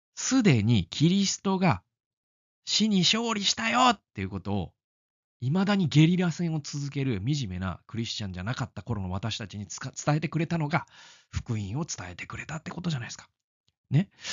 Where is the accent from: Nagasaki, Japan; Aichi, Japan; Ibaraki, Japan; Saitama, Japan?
Aichi, Japan; also born or lived in Obihiro, Hokkaido; now in Tokyo, Japan; 愛知県生まれです。